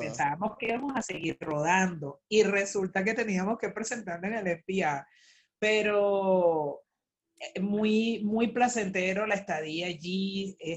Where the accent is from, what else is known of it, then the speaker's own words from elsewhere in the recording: El Clavo, Miranda, Venezuela; moved away as an adult; also born or lived in Caracas; lo que hice fue nacer nada más porque por supuesto mi crianza en mi clavo, Barlovento está Miranda